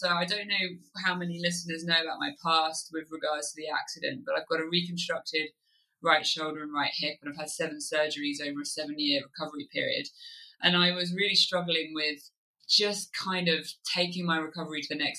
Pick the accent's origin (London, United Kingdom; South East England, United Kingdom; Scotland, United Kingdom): South East England, United Kingdom; Kent; moved away as an adult; also born or lived in Oxfordshire; now in Wye Valley, Wales, United Kingdom; I grew up in Kent and lived there all the way through till when I left home for university.